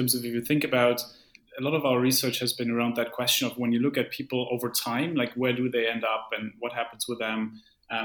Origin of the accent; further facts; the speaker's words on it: Germany; I come from Germany